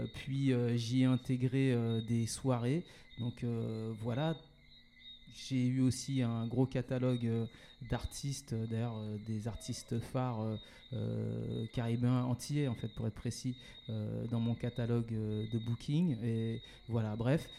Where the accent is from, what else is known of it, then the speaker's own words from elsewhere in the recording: Paris suburbs, Île-de-France, France; also born or lived in Martinique; je suis originaire de la Martinique. J'ai grandi, je suis né, j'ai grandi en métropole, en banlieue parisienne